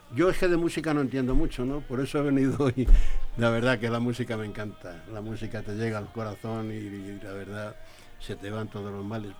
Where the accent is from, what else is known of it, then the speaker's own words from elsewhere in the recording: Madrid, Community of Madrid, Spain; now in Leganés, Spain; yo nací en Carabanchel y, aquí yo, aunque me he venido a Leganés